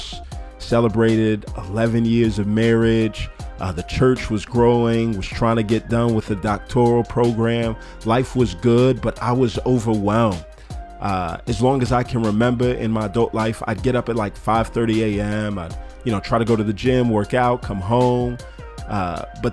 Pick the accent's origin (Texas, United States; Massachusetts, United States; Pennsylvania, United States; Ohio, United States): Texas, United States; my home country of Texas